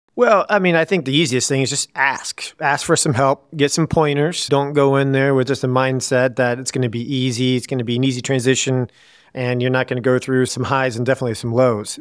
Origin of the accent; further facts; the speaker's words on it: Woodward, Iowa, United States; also born or lived in Des Moines, Iowa; I grew up in a small town in Woodward, Iowa.